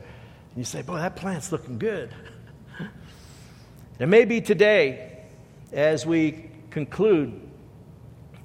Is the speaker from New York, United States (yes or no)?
yes; New York City, New York, United States; moved away; I grew up in New York, and New York City, we didn't have a whole lot of plants